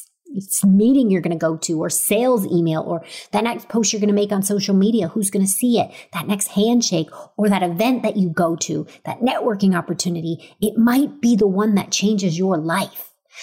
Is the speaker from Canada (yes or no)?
yes; Stratford, Ontario, Canada; Growing up in Stratford, Ontario